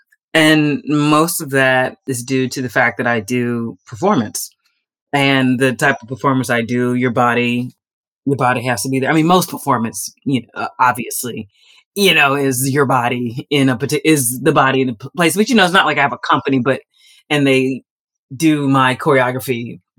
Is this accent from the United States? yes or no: yes; Houston, Texas, United States; moved away as an adult; now in Rome, Italy; I'm from Houston, Texas.